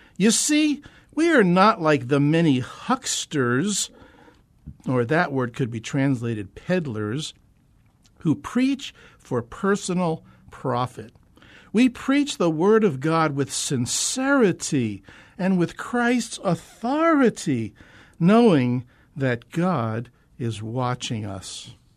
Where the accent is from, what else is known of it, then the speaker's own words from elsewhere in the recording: Northeastern New Jersey, United States; moved away as an adult; now in Phoenix, United States; I'm a transplant from the East Coast. The real East Coast, that is. You know, the Eastern Seaboard, Northeastern New Jersey, and the New York City metro area